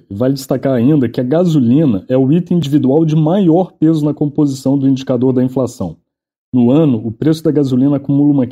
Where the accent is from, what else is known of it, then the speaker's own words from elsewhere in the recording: Minas Gerais, Brazil; Olha, eu sou mineiro e uso cebola em tudo